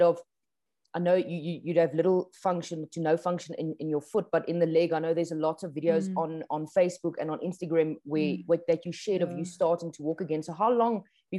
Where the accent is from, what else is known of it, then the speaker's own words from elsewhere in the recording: South Africa; as a South African